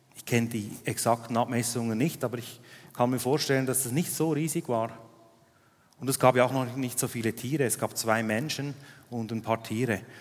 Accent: Switzerland; Ich bin in Arlberg aufgewachsen

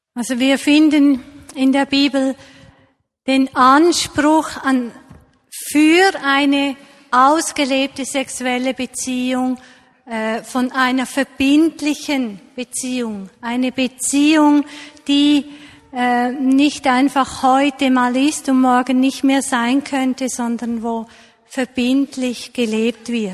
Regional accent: Switzerland; hier bei uns in der Schweiz

